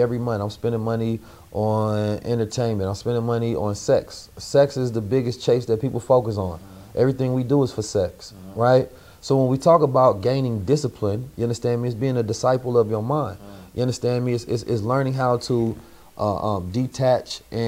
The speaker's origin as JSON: {"language": "English", "town": "Oakland", "region": "California", "country": "United States", "tie": "born or raised there", "also_born_or_lived": "St. Louis, Missouri", "said": "I'm from Oakland, California. I grew up in a Muslim household where I was taught at a very young age who I was, giving knowledge yourself. But I also grew up in the hood, you understand me, St. Louis and Oakland"}